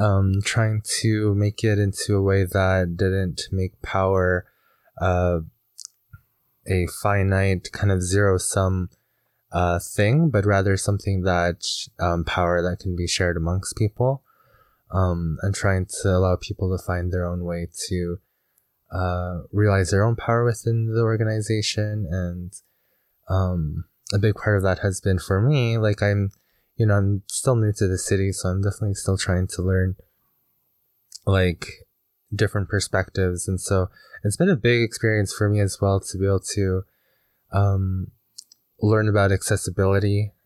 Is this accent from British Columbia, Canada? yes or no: no; Alberta, Canada; which describes an enduring running wolf. Mm. And I come from the Bigani First Nation.